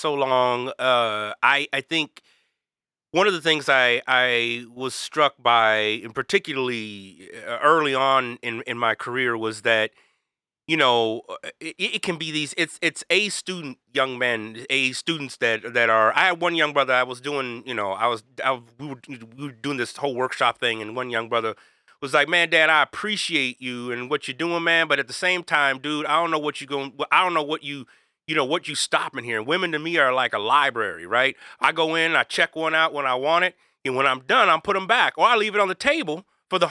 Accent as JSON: {"language": "English", "region": "the South", "country": "United States", "tie": "born or raised there", "said": "growing up in the South as well in a small rural community"}